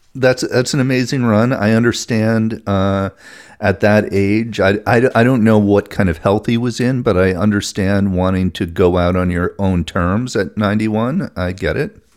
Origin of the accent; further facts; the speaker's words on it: New England, United States; I'm from New England and I say horror instead of horror.